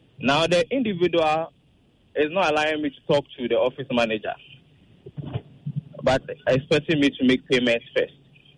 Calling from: Tema, Greater Accra, Ghana; I'm calling from Tema.

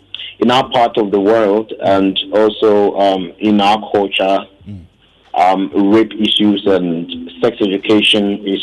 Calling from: Ghana; calling from Ebuakwa.

